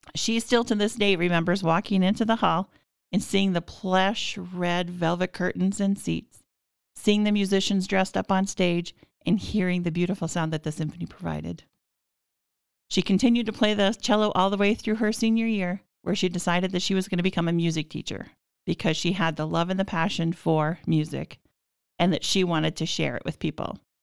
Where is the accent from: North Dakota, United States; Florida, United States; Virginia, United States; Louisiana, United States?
North Dakota, United States; Minnewaukan; now in Minot, United States; I grew up in Minnewakan, which is smaller than Devil's Lake, about five hundred people.